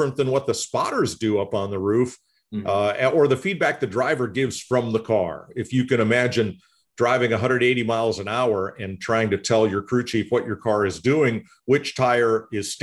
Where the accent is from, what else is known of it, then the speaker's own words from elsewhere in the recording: Central Connecticut, United States; I grew up in Central Connecticut, not far from ESPN, Windsor and West Hartford